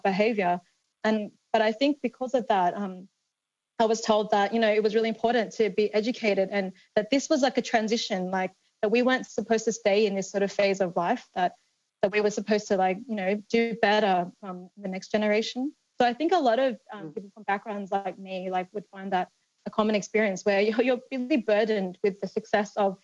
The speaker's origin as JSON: {"language": "English", "country": "Australia", "tie": "born or raised there", "said": "growing up in Australia during the 80s and 90s, being Asian"}